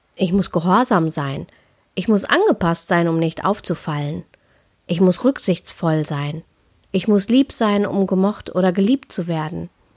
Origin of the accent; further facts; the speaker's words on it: Ruhr area, North Rhine-Westphalia, Germany; ich komme ja aus dem Ruhrpott